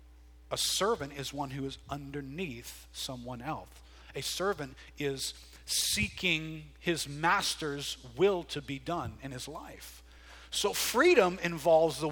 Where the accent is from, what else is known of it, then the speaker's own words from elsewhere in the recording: United States; we're more American than we are biblical